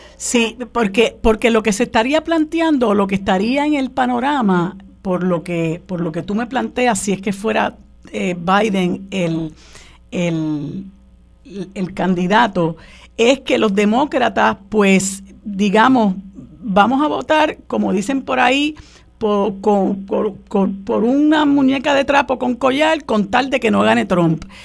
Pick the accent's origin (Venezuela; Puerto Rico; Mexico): Puerto Rico; nosotros somos ciudadanos